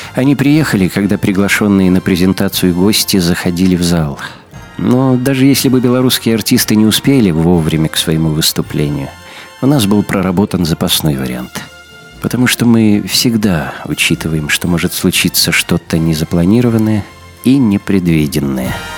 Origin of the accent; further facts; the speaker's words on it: Belarus; мы, белорусы